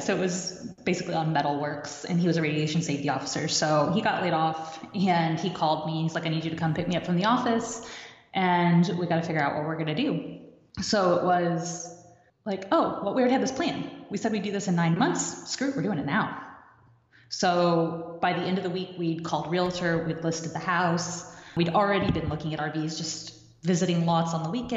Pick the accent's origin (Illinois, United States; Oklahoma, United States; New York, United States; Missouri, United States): Missouri, United States; Kansas City; moved away as an adult; also born or lived in Michigan; we were in Michigan at the time, we're from Kansas City